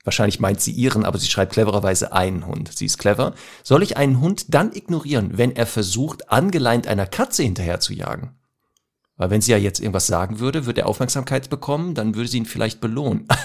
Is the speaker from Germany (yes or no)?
yes; Ruhr area, North Rhine-Westphalia, Germany; ich komme ja aus dem Ruhrgebiet